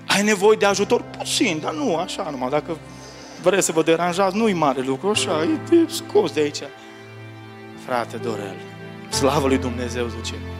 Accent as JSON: {"language": "Romanian", "country": "Romania", "said": "Noi români"}